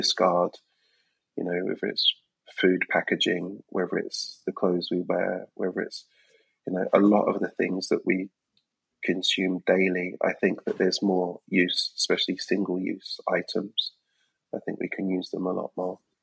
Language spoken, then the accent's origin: English; London, United Kingdom; I'm an artist, born and raised in London